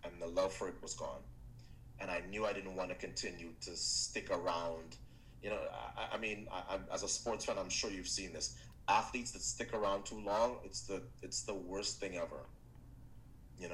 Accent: Trinidad & Tobago; my home country of Trinidad

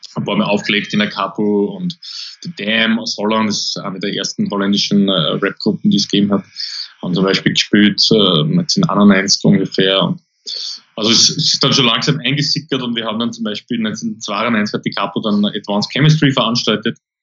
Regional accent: Austria; also born or lived in Linz; bei uns in Österreich

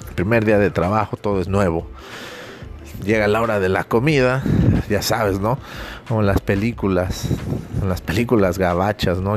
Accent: Mexico; como buen mexicano

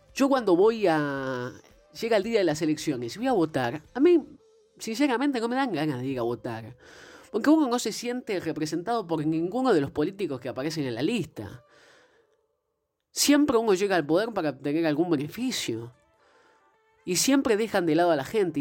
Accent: Argentina; todos los argentinos

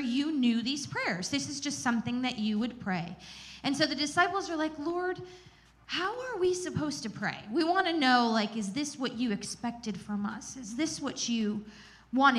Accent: Gettysburg, Pennsylvania, United States; growing up in the Gettysburg area

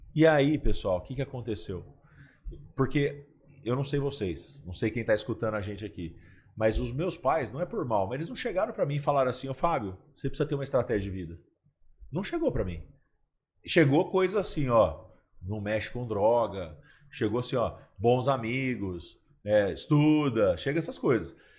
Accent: Ribeirão Preto, São Paulo, Brazil; now in Catanduva, Brazil; eu nasci em São Paulo, mas com dois anos de idade, assim, minha, meus pais foram para Ribeirão Preto para me criar lá numa cidade interior

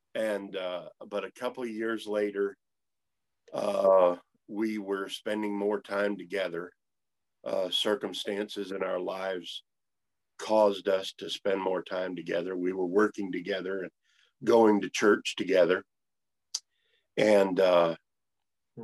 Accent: northern Maine, United States; moved away as an adult; also born or lived in North Carolina; I grew up here in northern Maine

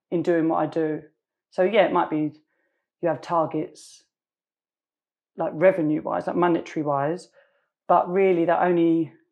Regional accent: London, United Kingdom; I grew up in East London.

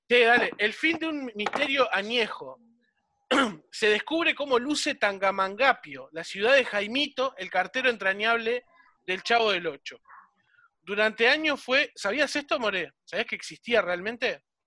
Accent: Solymar, Canelones, Uruguay; yo soy de Solimar, ¿no? Ahora actualmente estoy en Solimar

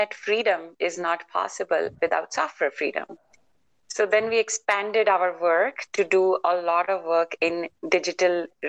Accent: India; now in United States; I was born in India, then I live in the US

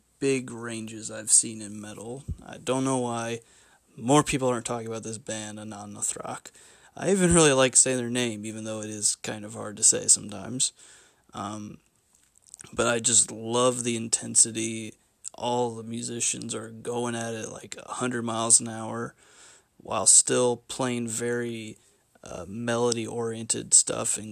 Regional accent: Bloomington, Indiana, United States; my hometown of Bloomington, Indiana

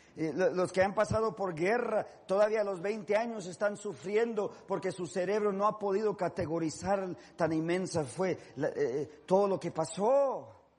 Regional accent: Los Angeles, California, United States; yo soy de Los Ángeles

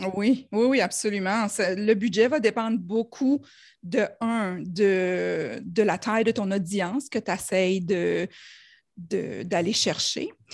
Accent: New Brunswick, Canada; accent: New Brunswick; mon accent du Nouveau-Brunswick

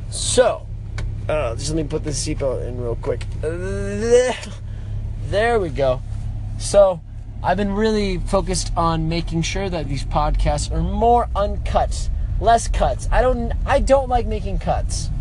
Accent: Las Vegas, Nevada, United States; I'm from Las Vegas, Nevada

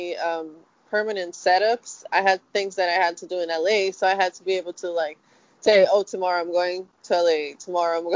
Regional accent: Brazil; moved away as an adult; now in United States; I grew up in Brazil

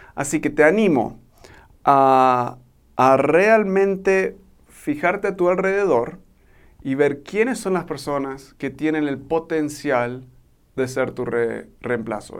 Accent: Argentina; now in Mexico; soy un gringo que se crió en Argentina y ahora vivo en México

